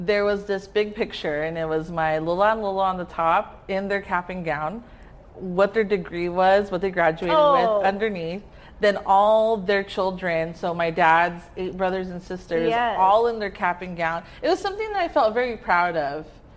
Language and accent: English; Carson, California, United States; I grew up in Carson, so I was home still.